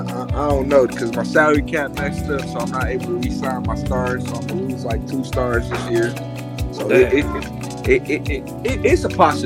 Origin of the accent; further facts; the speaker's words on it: Detroit, Michigan, United States; I'm from Detroit, the west side.